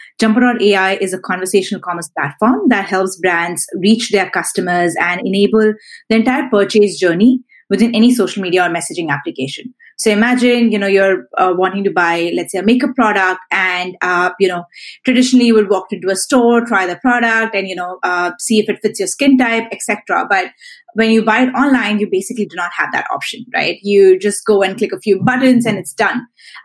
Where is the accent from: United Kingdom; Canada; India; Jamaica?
India; Delhi; also born or lived in Mumbai / Chennai; now in Singapore; So I grew up in Delhi. I grew up in Mumbai. I grew up in, I did my college in Chennai. Now I'm in Singapore.